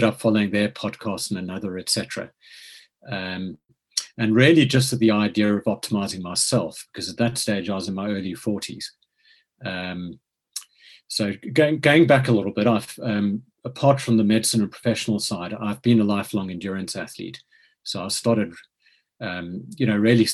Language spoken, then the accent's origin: English; South Africa; moved away as an adult; also born or lived in Cape Town / Lancashire; now in United Kingdom; as you can probably tell from the accent, I grew up in South Africa